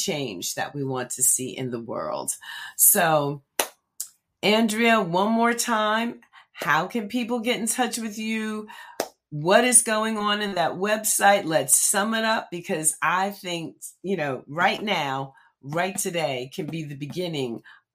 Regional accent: Red Bank, New Jersey, United States; In my home state, New Jersey is my home. I'm a native of New Jersey. I'm a fourth generation Red Banker.

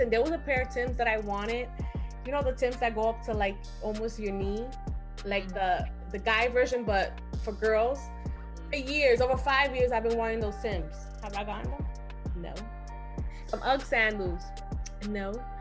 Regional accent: Puerto Rico; I'm Puerto Rican

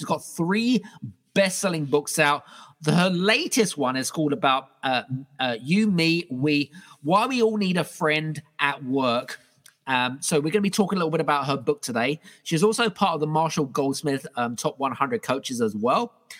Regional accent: United Kingdom; we connected, obviously, me being British and her being British.

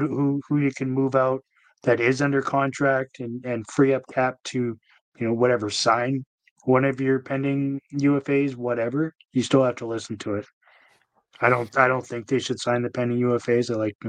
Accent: Vancouver, British Columbia, Canada; And it pains me to say that because how I came from Vancouver

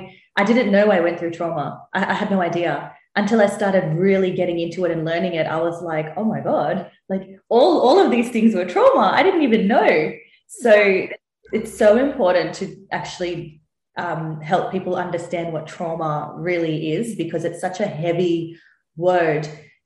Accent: India; in my culture, so I'm Indian, there's not enough talk about trauma

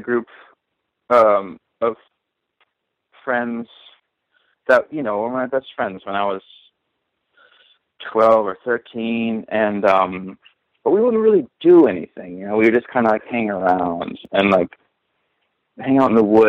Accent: Minneapolis, Minnesota, United States; moved away as an adult; also born or lived in Bloomington, Illinois / central Illinois; now in New York, United States; Minneapolis and Minnesota is like kind of where I'm from, because that's where my formative years were spent

